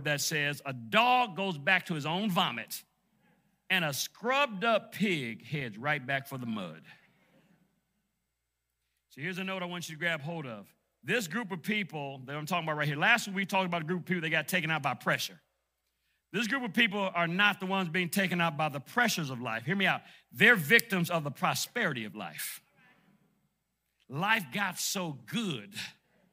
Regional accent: Detroit, Michigan, United States; moved away; I grew up in Detroit, Michigan

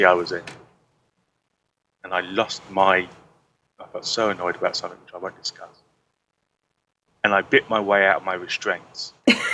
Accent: United Kingdom; being British

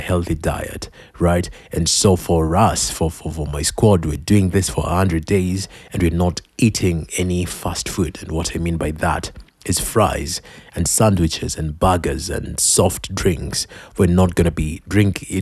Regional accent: Kenya; I'm Kenyan

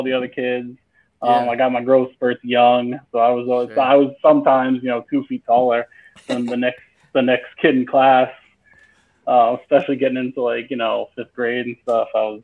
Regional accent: Long Island, New York, United States; moved away as an adult; now in South Florida, United States; I'm from New York, but I'm from Long Island, it's the east end of Long Island, which is very suburban.

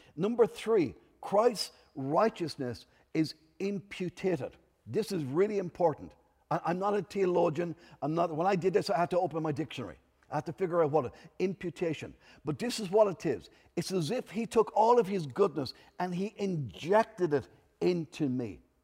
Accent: Enniscorthy, Leinster, Ireland; I'm from Enniscorthy in Wexford

